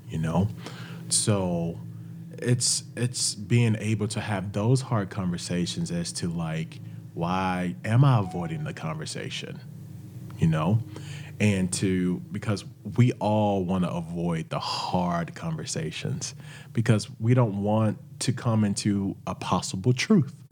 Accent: Wrightsville, Arkansas, United States; also born or lived in Little Rock, Arkansas / Jonesboro, Arkansas / Orlando, Florida; I actually lived 30 minutes outside of Little Rock. It's a little town called Wrightsville, Arkansas. And we grew up, uh, where my grandparents owned businesses

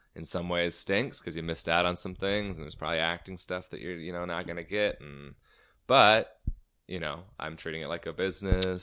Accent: Everett, Washington, United States; Everett, my hometown

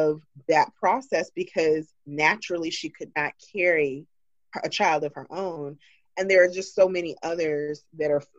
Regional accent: Georgia, United States; moved away; being a girl from the South, because I'm originally from Georgia

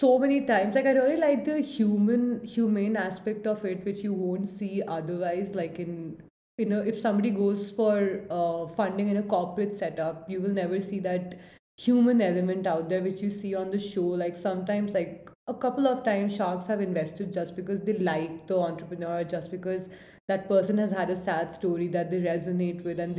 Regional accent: India; as an Indian audience

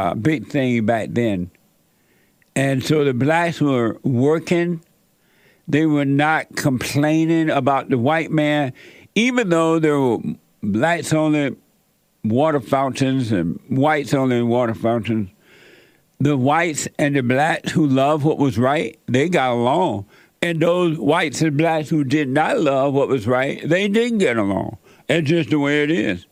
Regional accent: Alabama, United States; I grew up down in Alabama, up on a plantation there

